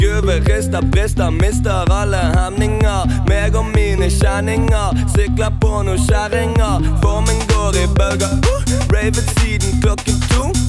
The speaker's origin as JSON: {"language": "Norwegian", "town": "Sarpsborg", "region": "Østfold", "country": "Norway", "said": "Jeg er fra Sarpsborg sjøl"}